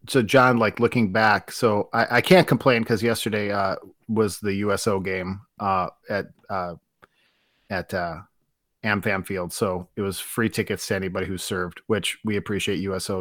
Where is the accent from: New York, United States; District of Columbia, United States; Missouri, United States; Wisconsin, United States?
Wisconsin, United States; Turtle Lake; moved away; my hometown team, Turtle Lake